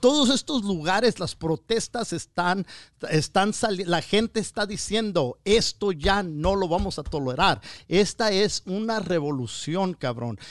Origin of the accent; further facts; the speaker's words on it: Wilmington, California, United States; la raza de Wilmington, de donde soy yo